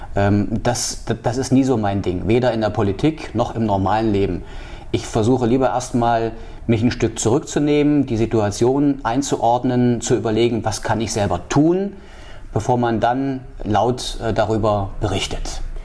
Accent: Halle, Saxony-Anhalt, Germany; moved away as an adult; also born or lived in Leipzig; now in Wismar, Germany; ich bin in Halle groß geworden

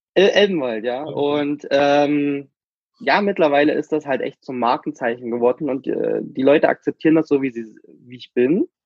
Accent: Germany; also born or lived in Cuba; ich bin ja nur noch Kuba geboren, meine Eltern haben sich getrennt, meine Mutter ist mit mir nach Deutschland zurück

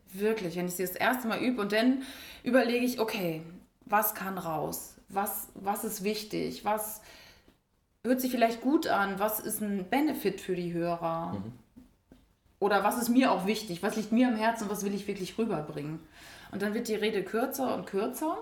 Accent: Schleswig-Holstein, Germany; Ja, ich bin schon als kleines Mädchen auf Bäume geklettert, höher als die Jungs teilweise. Also wirklich okay. durch, durch Wiesen, wo es hieß, da sind aber Schlangen. Also in Schleswig-Holstein

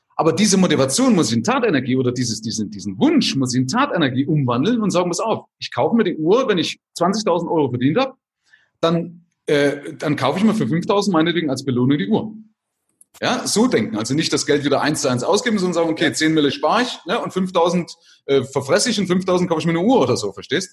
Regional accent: Vogtland, Saxony, Germany; moved away as an adult; also born or lived in West Germany; also ursprünglich aus Sachsen, also aus dem Vogtland

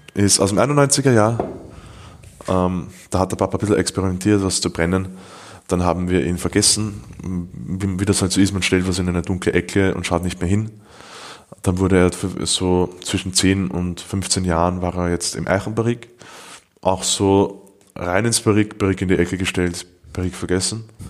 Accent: Austria; als Österreicher

